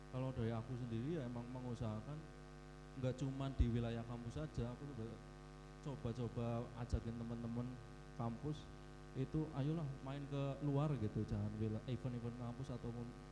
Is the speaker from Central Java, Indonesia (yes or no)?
yes; Purwokerto, Central Java, Indonesia; dari kecil ya aku daerah di Purwokerto